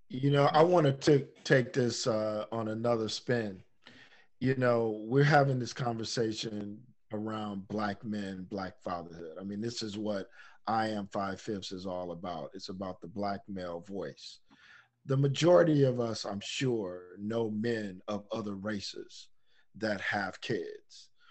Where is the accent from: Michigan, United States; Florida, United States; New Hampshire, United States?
Michigan, United States; Detroit; growing up in Detroit.